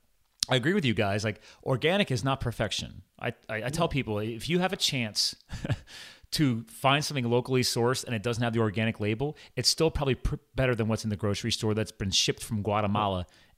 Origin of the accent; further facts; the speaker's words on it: Pennsylvania, United States; also born or lived in New Jersey; so I was born in New Jersey. My dad had a dairy farm down there. So we did actually have a large farm at one point in time, but I was too young to really remember. And then we moved to Pennsylvania years later.